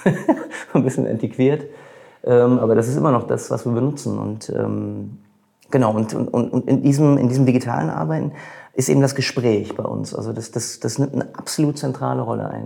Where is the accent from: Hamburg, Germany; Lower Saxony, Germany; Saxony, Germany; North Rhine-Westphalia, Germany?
North Rhine-Westphalia, Germany; Bochum; ich bin auch ein Bochumer Junge